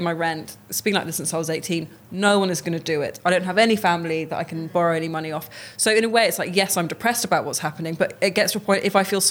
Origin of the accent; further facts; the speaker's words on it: near Oxford, South East England, United Kingdom; I grew up near Oxford